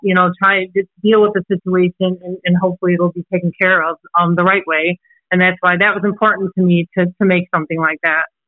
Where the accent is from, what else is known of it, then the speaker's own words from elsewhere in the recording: Antioch, Illinois, United States; also born or lived in Chicago, Illinois; I'm actually originally from Chicago, Illinois. As you can probably hear, I don't have an accent. Um, but um, I was originally from Chicago, Illinois, and we had moved um, from Chicago to a small town um, called Antioch in Illinois. And um, we moved there when I was six years old